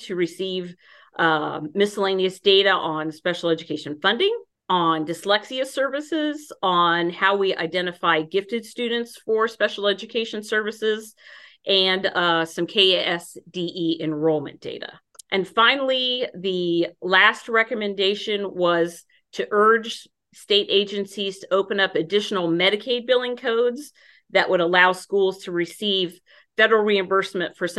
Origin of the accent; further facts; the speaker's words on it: Hutchinson, Kansas, United States; I was born in Hutchinson